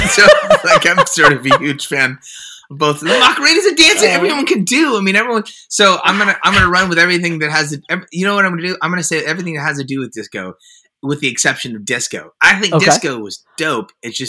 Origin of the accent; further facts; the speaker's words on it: Concord, California, United States; also born or lived in Oakland; Yeah, so I was born in Oakland, California.